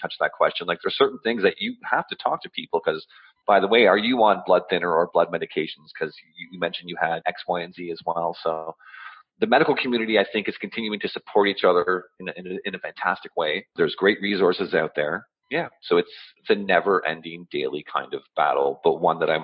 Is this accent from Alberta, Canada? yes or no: no; Ottawa, Ontario, Canada; I'm born and raised in Ottawa